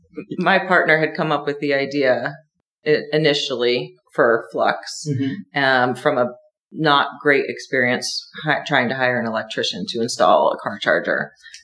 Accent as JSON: {"language": "English", "region": "New Hampshire", "country": "United States", "tie": "born or raised there", "also_born_or_lived": "Miami / San Francisco / Los Angeles / Seattle", "moved": "as an adult", "lives_now": "Arkansas, United States", "said": "So, I'm originally from a very small town in New Hampshire. And then as soon as I could, I got out of there. And I moved to Miami. And then I went to San Francisco and L.A. and Seattle and Denver and all of these different places."}